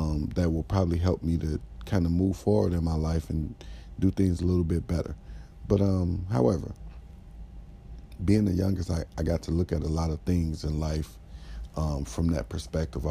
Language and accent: English; Chicago, Illinois, United States; I was very happy as a Chicagoan and as a Bulls fan